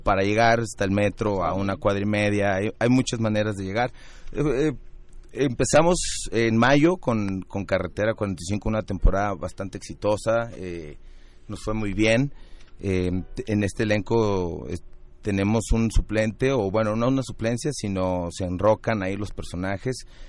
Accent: Guadalajara, Jalisco, Mexico; now in Mexico City, Mexico; todos los integrantes de, la obra somos de Guadalajara. Ah y, todos radicamos acá en, ah, la Ciudad de México

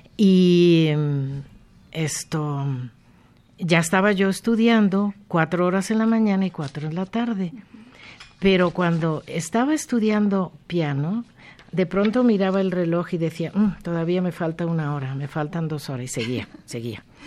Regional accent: Mexico; also born or lived in Hyères, France; yo me siento muy orgullosa de ser la única escritora mexicana que ha nacido en ese lugar

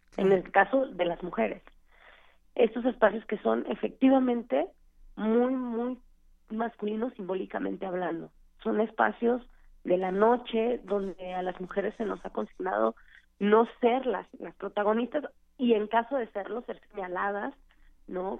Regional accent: Tijuana, Baja California, Mexico; now in Mexico City, Mexico; yo soy de Tijuana, yo tocaba en una banda en Tijuana

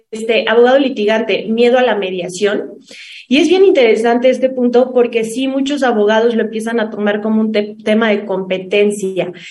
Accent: Mexico; que nos caracteriza, que somos los mexicanos

